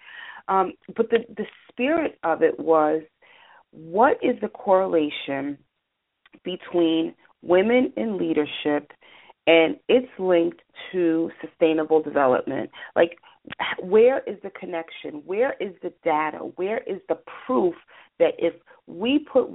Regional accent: New York City, New York, United States; I was raised in New York City, you know, Greenwich Village

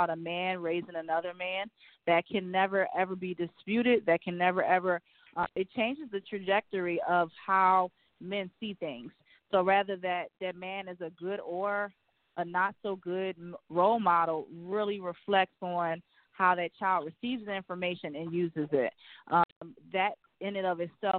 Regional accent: Philadelphia, Pennsylvania, United States; also born or lived in Adelaide, Australia; now in Macon, United States; I'm from Philly.

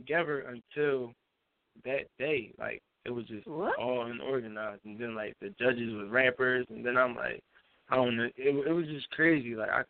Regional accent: Philadelphia, Pennsylvania, United States; I was from Philly.

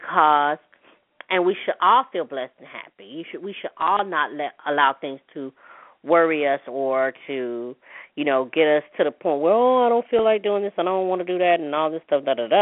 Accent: Mississippi, United States; I'm a Mississippi American, put it that way, okay, because I was born in Mississippi

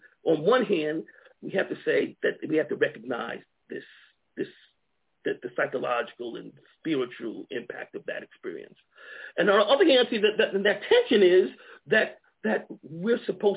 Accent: Long Island, New York, United States; moved away as an adult; also born or lived in Alabama / Georgia / Ohio; now in Montgomery, United States; I grew up in New York, Long Island, New York, you know. And so I came to Alabama really as a student in college

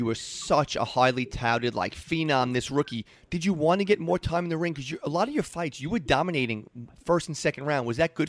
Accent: New York City, New York, United States; moved away as an adult

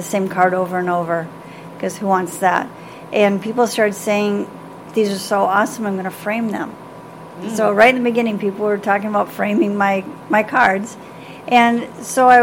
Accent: Michigan, United States; now in Beaumont, United States; I'm from Michigan. I've been here since in California about '86

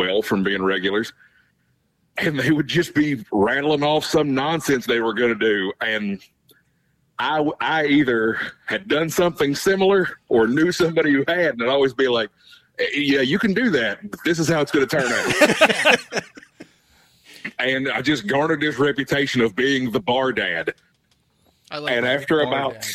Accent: Charleston, West Virginia, United States; I bartend in my hometown. Which is where? Charleston, West Virginia

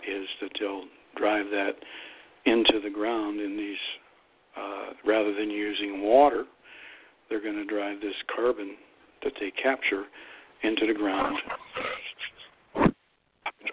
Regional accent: Northeast Ohio, United States; moved away; my hometown, and everybody knows where that is, down there in Northeast Ohio

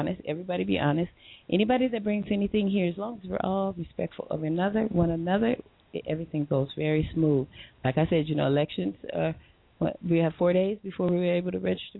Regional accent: Compton, California, United States; moved away as an adult; also born or lived in Redondo Beach, California; now in Long Beach, United States; Went to Virginia Shelley Compton, grew up there as a young girl

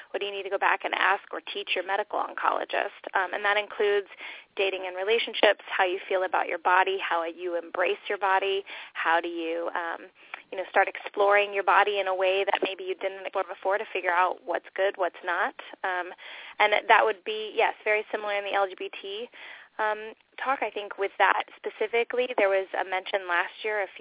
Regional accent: California, United States; I'll date myself by that, and also I came from Southern California, but I love that word rad.

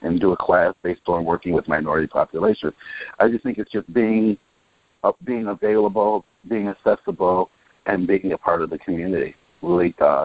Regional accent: Chicago, Illinois, United States; I was born and raised in Chicago in the housing projects called Alpiel Gardens for the first 17 years of my life

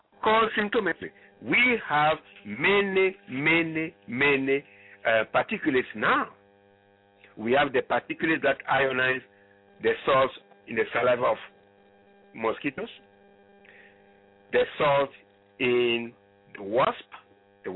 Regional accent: Ghana; moved away; I come from Ghana originally

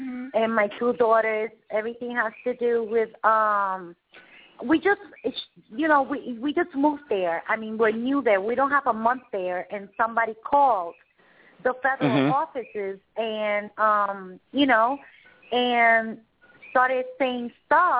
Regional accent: Puerto Rico; I'm from Puerto Rico, from the Caribbean.

